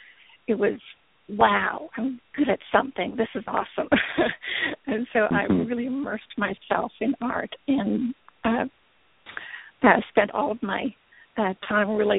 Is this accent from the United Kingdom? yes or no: no; Canada; moved away as an adult; now in Oklahoma City, United States; I grew up in Canada